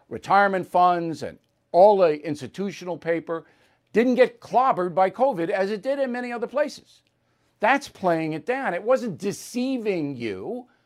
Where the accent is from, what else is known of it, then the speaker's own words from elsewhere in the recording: Long Island, New York, United States; my hometown newspaper, Newsday